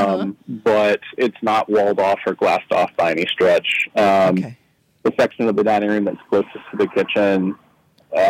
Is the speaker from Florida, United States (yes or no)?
no; East Tennessee, United States; moved away as an adult; also born or lived in Memphis; now in New Orleans, United States; I am from Tennessee originally. I grew up in East Tennessee in a really small town outside of Chattanooga